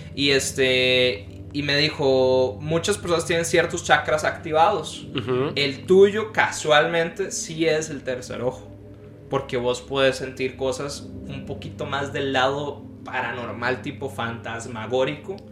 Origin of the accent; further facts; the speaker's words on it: Guanacaste, Costa Rica; also born or lived in San José; decidimos movernos de la ciudad de nuevo a donde yo nací, que es Guanacaste